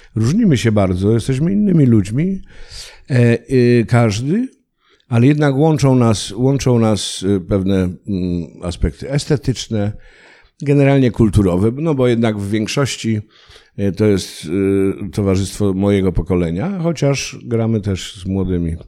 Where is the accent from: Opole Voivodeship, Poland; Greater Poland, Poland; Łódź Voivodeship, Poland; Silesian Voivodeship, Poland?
Silesian Voivodeship, Poland; accent: Silesian (gwara); Ja też w moich stronach y, byłem chowany w takim duchu obowiązkowości